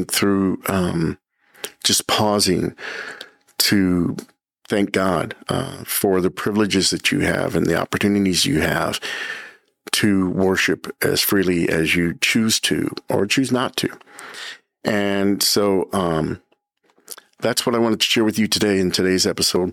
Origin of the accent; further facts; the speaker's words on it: United States; As an American citizen